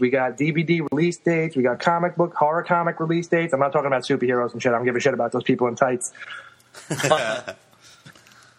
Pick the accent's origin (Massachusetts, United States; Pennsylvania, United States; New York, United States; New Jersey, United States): New York, United States; accent: New York; Definitely out of New York. In case my accent didn't give it away